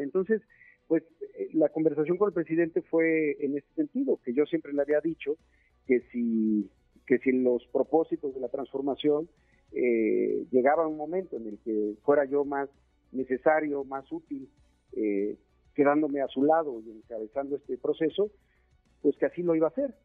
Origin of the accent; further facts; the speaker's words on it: Chiapas, Mexico; moved away as an adult; now in Mexico City, Mexico; somos chiapanecos, mi familia vive allá, Marifer, mis hijos, eh, mi casa está en Chiapas